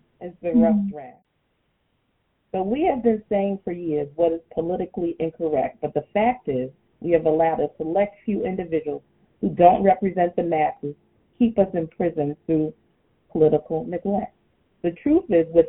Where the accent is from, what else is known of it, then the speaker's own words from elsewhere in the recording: New York City, New York, United States; I was born and raised in Brooklyn.